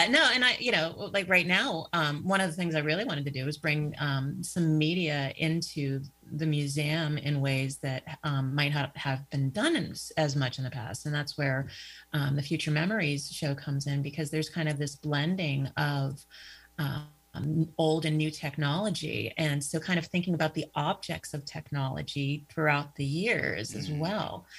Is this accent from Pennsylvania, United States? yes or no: yes; Pittsburgh, Pennsylvania, United States; moved away as an adult; now in Erie, United States; I'm originally from Pittsburgh. Uh, that's that's where I was uh, born and raised, um, hometown